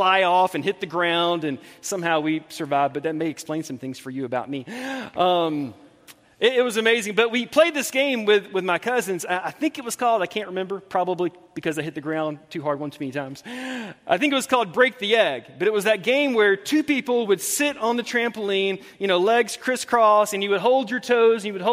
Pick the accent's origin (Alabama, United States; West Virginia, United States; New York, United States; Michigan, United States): Alabama, United States; Montgomery; I grew up in Montgomery, Alabama